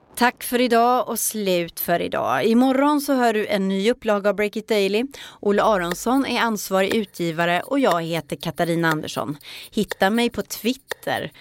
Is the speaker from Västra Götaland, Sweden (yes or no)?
yes; Ulricehamn, Västra Götaland, Sweden; Jag är från Ulricehamn.